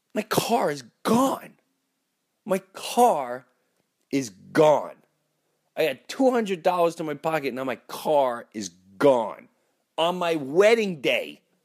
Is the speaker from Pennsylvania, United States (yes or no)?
no; Long Island, New York, United States; also born or lived in Florida; I grew up in Long Island, lived in Long Island